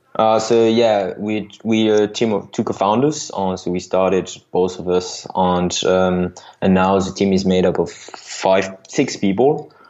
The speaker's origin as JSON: {"language": "English", "country": "France", "accent": "French", "second_language": "English", "said": "you heard by my accent that I'm I'm from France"}